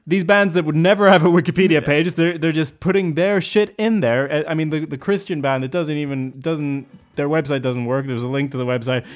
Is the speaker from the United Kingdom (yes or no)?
no; Sweden; that's part of our heritage, too